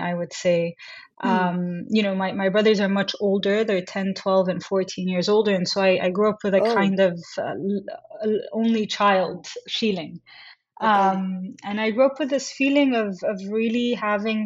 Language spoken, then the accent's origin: English; Jeddah, Makkah Province, Saudi Arabia; I grew up in Jeddah, Saudi Arabia, the second largest city in Saudi.